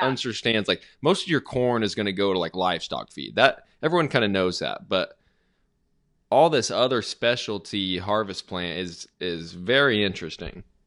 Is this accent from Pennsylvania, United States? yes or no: no; Arizona, United States; I'm from Arizona